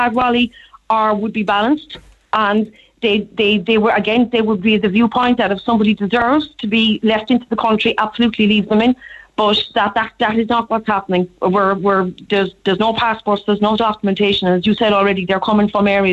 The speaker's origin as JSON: {"language": "English", "town": "Cork", "region": "Munster", "country": "Ireland", "tie": "born or raised there", "said": "I grew up in Cork. I'm in Cork most of my life."}